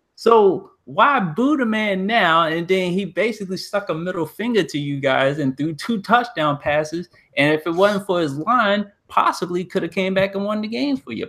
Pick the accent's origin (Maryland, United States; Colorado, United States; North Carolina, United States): Maryland, United States; Columbia; where I grew up in Columbia, Maryland